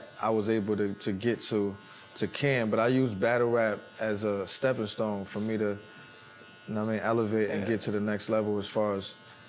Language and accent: English; New York City, New York, United States; just the average kid from Harlem.